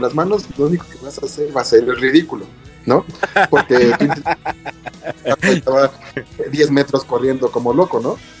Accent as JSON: {"language": "Spanish", "country": "Mexico", "said": "como buenos mexicanos"}